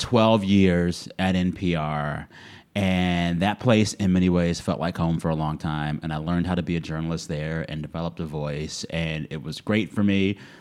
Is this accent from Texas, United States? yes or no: yes; South Texas, United States; I was a kid growing up in South Texas